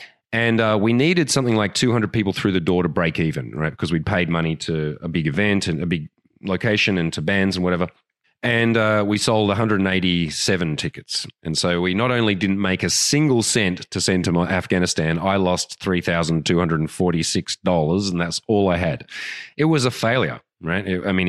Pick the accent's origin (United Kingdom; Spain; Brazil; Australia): Australia; accent: Australian; An example of that is my Australian accent. You know what that's worth in Australia? Nothing.